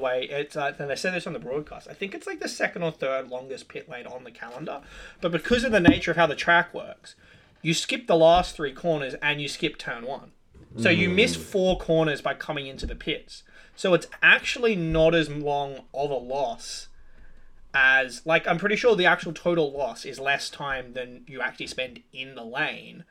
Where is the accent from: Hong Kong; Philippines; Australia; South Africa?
Australia; as an Australian